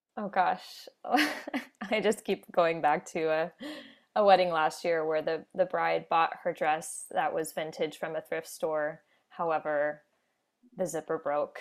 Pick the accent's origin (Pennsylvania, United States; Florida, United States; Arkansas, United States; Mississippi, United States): Florida, United States; Orlando; moved away as an adult; also born or lived in New York City; now in New Westminster, Canada; I'm from the Orlando, Florida area.